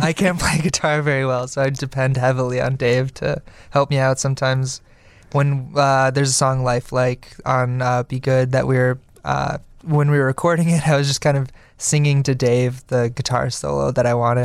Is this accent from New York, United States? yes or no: no; Oak Forest, Illinois, United States; now in Chicago, United States; We're from Oak Forest, Illinois.